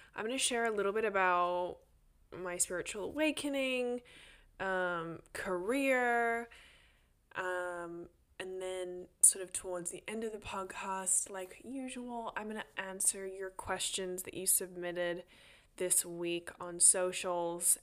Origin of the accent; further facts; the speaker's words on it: Australia; also born or lived in Sydney, Australia; now in United States; I am an Australian